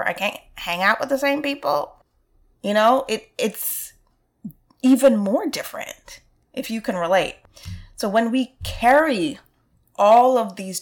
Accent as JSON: {"language": "English", "town": "New York City", "region": "New York", "country": "United States", "tie": "born or raised there", "said": "I'm from Brooklyn, so I can remember being on the train"}